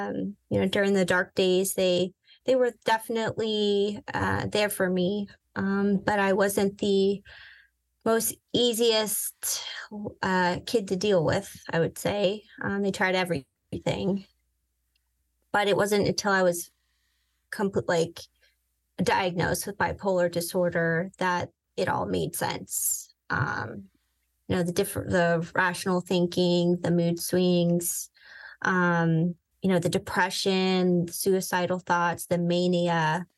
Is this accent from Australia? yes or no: no; Vienna, Virginia, United States; also born or lived in Southern California; I grew up in Southern California for half my life, and the other half, I would say, I grew up in Northern Virginia. Vienna, to be specific.